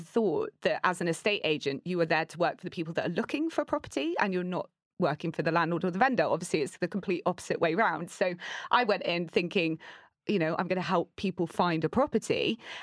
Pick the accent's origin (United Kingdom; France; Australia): United Kingdom; Torquay, South West England; I grew up in Torquay. It's tiny.